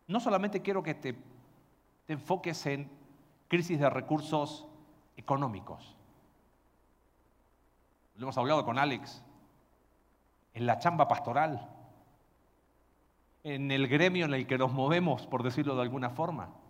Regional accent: Valparaíso, Chile; Vengo de Puerto y eh, todavía en la ciudad de donde yo soy gritan en el puerto, en los cerros, pescado ahumado y el olor es intenso. Pero como buen porteño, a mí me gusta.

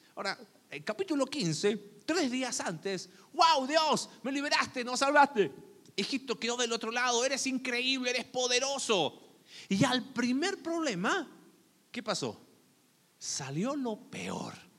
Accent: Chile; moved away; del lugar de donde vengo en Chile

